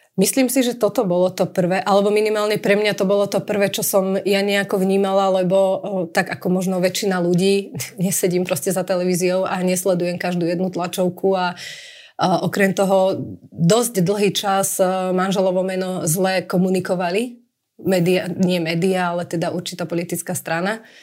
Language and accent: Slovak; Prievidza, Trenčín Region, Slovakia; moved away as an adult; also born or lived in Bratislava; v Prievidzi kde vlastne pochádzame a skadiaľ pochádzame